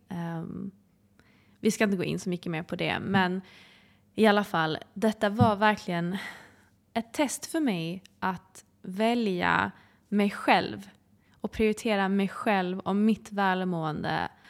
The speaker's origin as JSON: {"language": "Swedish", "country": "Sweden", "said": "vara hemma i Sverige"}